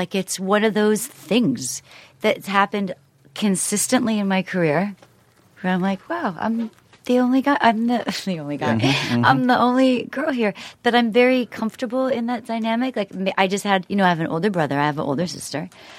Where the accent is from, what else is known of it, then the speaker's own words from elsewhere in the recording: Toronto, Ontario, Canada; also born or lived in Montreal; No, because I grew up in Toronto.